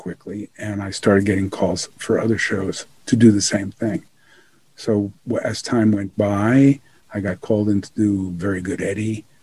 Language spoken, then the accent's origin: English; New York City, New York, United States; moved away as an adult; also born or lived in Manhattan, New York; now in California, United States; I grew up in Bayside, Queens